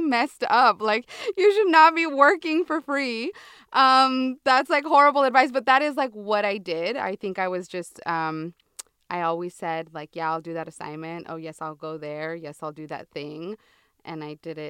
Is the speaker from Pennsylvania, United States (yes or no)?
no; San Diego, California, United States; I'm from San Diego, town. So I'm a border girl.